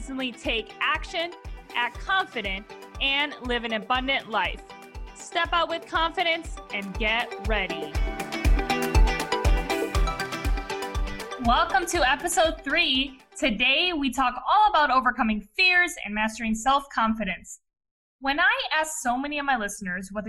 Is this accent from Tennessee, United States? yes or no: no; Ohio, United States; I actually grew up in Ohio